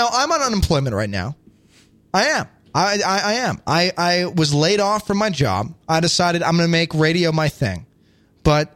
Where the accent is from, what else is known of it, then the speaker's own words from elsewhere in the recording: Chicago, Illinois, United States; Ricky and I are both from Chicago